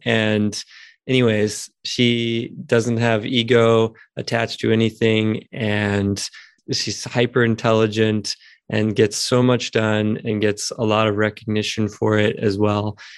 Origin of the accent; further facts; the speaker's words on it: Houston, Texas, United States; moved away as an adult; now in Asheville, United States; I'm from Houston and grew up there and spent many, many years there, but I'm living in Asheville, North Carolina now.